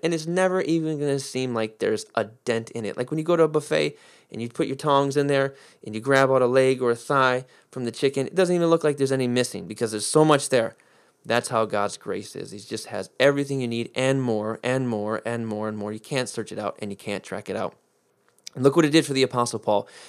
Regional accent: United States; I'm American, through four generations back, four generations back, 'cause my, my ancestors on my dad's side were Sicilian, so I grew, grew up in an Italian family

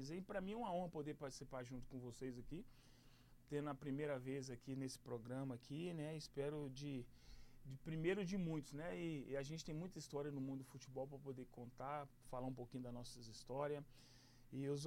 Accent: Ipatinga, Minas Gerais, Brazil; also born or lived in Nova Venécia, Espírito Santo; Sou natural de Nova Venécia, né? Espírito Santo. Nasci e menos de dois anos de idade já estava morando em Ipatinga, né? interior de Minas

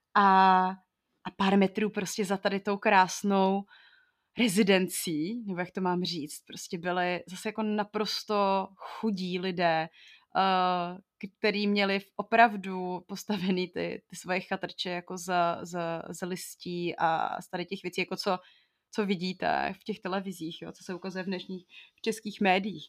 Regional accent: Bohemia, Czechia; jsem z Čech

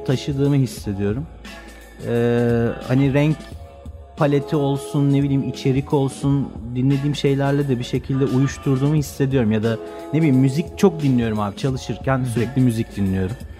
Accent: Istanbul, Turkey; ben Göztepe Erenköy tarafında büyüdüm.

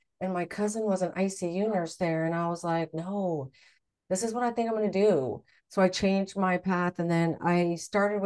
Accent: Midwest, United States; I grew up in the Midwest

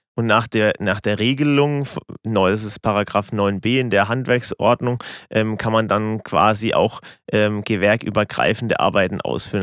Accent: Rottendorf, Bavaria, Germany; Ich komme aus Rottendorf

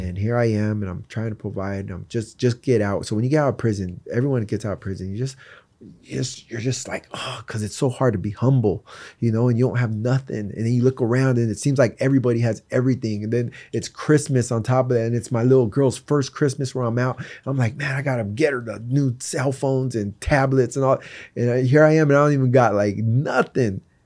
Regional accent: East Coast, United States; also born or lived in Tucson, Arizona; I was born in Tucson. I was raised on the East Coast.

